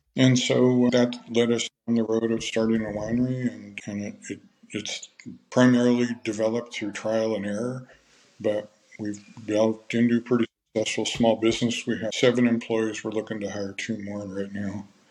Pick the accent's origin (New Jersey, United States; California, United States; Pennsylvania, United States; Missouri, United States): California, United States; also born or lived in Minnesota; my family moved to California in 1960. I was nine years old. And so I lived pretty much the rest of those years here in California